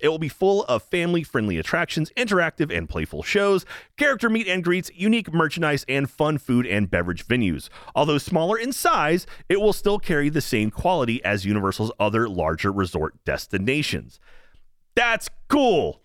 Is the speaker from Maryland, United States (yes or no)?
no; Texas, United States; I'm born and raised in Texas